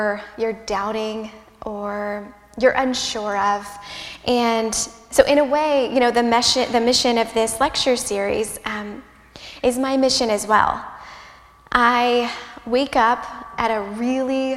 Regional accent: Midwest, United States; I'm a Midwesterner

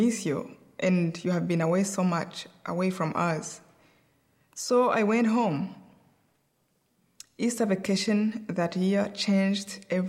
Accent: Kibuye, Western Province, Rwanda; moved away; I was born in Rwanda.

